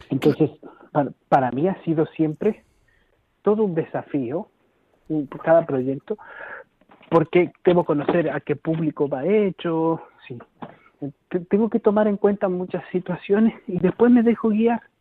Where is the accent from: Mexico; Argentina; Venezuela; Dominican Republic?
Argentina; now in Galicia, Spain; yo hablo igual, pero para los argentinos no, porque me preguntan, ¿de dónde eres? ¿Qué, Porque tienes un acento raro, ni siquiera, ni siquiera soy argentino ahí.